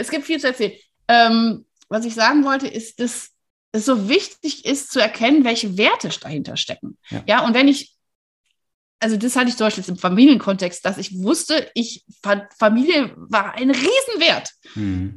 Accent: Wuppertal, North Rhine-Westphalia, Germany; now in Freiburg, Germany; ich bin in Wuppertal geboren, was auch ganz hübsch ist

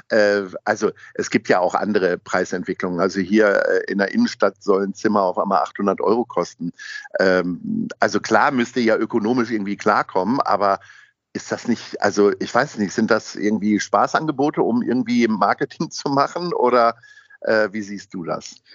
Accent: Hamburg, Germany; drücke natürlich die Daumen als Hamburger äh, für den HSV am Donnerstag.

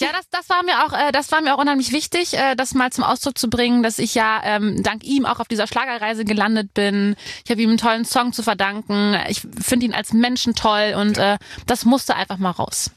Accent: near Koblenz, Rhineland-Palatinate, Germany; also born or lived in Cologne; Ich komme ja vom Rhein, äh, bei Koblenz

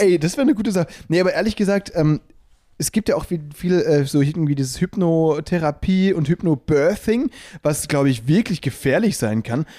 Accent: Müllheim, Baden-Württemberg, Germany; ich komme ja eben aus Müllheim, ne, zwischen Freiburg und Basel da an der Schweizer und französischen Grenze.

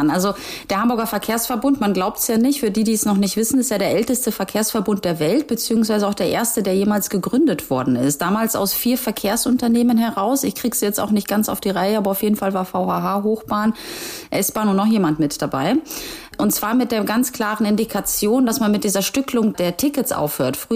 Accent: Gdansk, Pomeranian Voivodeship, Poland; born there; ich bin ja irgendwo auch gebürtige Hanseatin. Ne? Also wer das historisch verfolgt, weiß ja, dass Danzig ja auch irgendwann zu diesem Hanseverbund dazugehört hat.

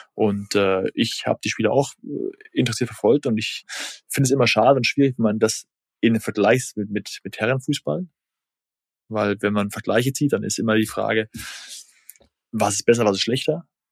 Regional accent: Germany; bei uns in Deutschland

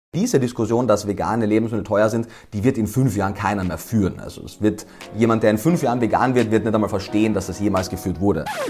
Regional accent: Austria; moved away; Ich komme ja, wie man wahrscheinlich jetzt schon gehört hat, ursprünglich aus Österreich.

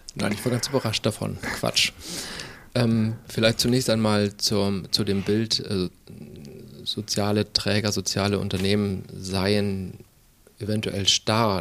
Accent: Schleswig-Holstein, Germany; moved away; also born or lived in Mecklenburg-Vorpommern; Bin gebürtiger Schleswig-Holsteiner

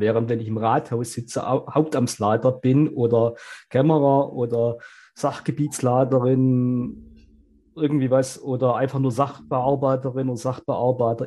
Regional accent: Baden-Württemberg, Germany; bei uns in Baden-Württemberg

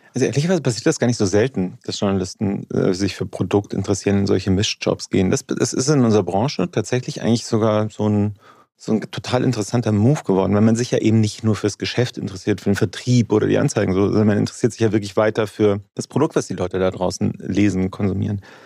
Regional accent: Munich, Bavaria, Germany; also born or lived in Regensburg, Upper Palatinate; now in Munich, Germany; Ich bin aber in München aufgewachsen

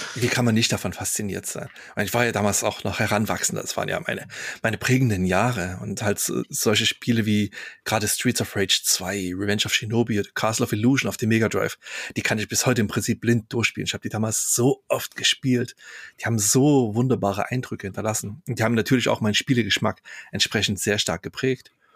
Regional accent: Chemnitz, Saxony, Germany; wo ich aufgewachsen bin, in Karl-Marx-Stadt

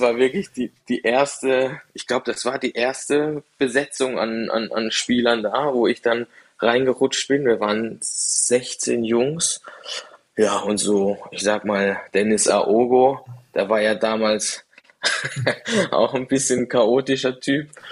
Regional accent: Dreiländereck, Baden-Württemberg, Germany; also born or lived in Freiburg; now in Cologne, Germany; ich komme da ganz unten aus dem Dreiländereck

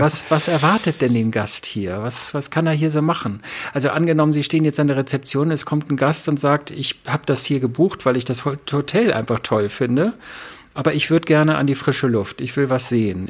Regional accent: the North, Northern Germany, Germany; ich komme ja aus dem Norden, ich bin das ja gewohnt

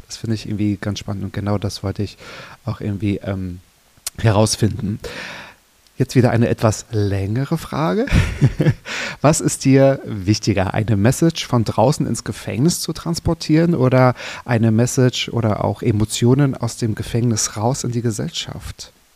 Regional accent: Mecklenburg-Vorpommern, Germany; now in Berlin, Germany; in Mecklenburg-Vorpommern. Genau. Ähm, mein Heimatbundesland

